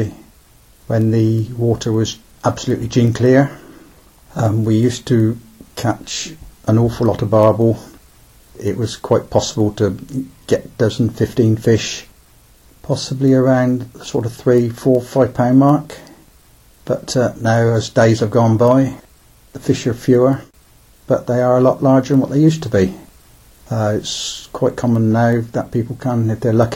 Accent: Kintbury, South East England, United Kingdom; I was born in Kintbury, but I was brought up at the mill.

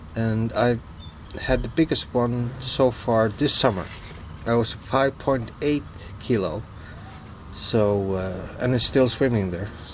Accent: Vestmanna, Faroe Islands; also born or lived in Denmark; I was born and raised in Vestmanna, small village uh, that holds about 1,200 people.

